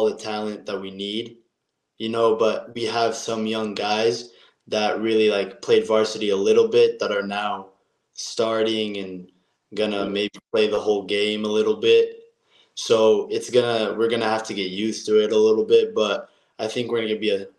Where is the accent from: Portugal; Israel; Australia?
Israel; now in Utah, United States; I'm from Israel and I play point guard